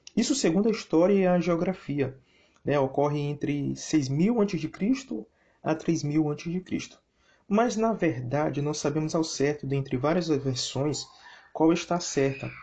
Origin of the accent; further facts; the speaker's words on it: São Luís, Maranhão, Brazil; Eu sou da cidade de São Luís do Maranhão e me congrego nas Assembleias de Deus, em São Luís.